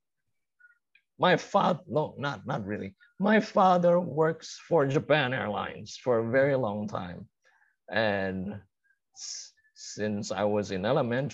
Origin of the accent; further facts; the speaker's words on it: Indonesia; I'm from Indonesia.